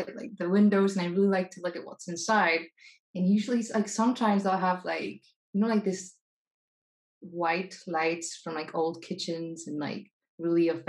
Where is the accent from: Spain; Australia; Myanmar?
Spain; English is a second language; moved away; my Spanishness